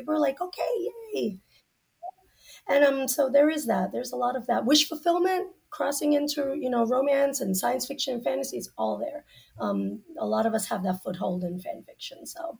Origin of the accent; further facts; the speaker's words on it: Central Florida, United States; I grew up in Central Florida